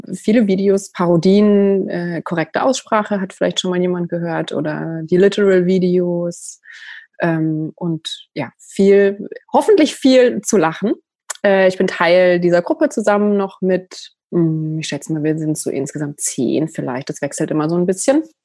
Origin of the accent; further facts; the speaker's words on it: countryside near Freiburg, Baden-Württemberg, Germany; ich bin auf dem Land groß geworden und es gab in der Nähe von Freiburg